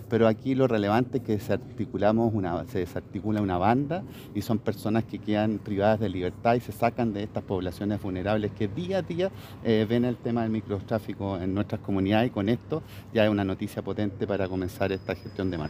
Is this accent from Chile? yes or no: yes; Los Andes, Valparaíso, Chile; Y por eso, como andinos, pero como chilenos, tenemos que agradecer a la Brigada Antinarcóticos de nuestra prefectura de Aconcagua